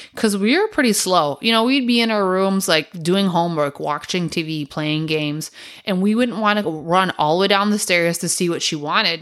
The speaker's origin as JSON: {"language": "English", "town": "Milwaukee", "region": "Wisconsin", "country": "United States", "tie": "born or raised there", "said": "we grew up on Humboldt and Brady over in Milwaukee on the east side"}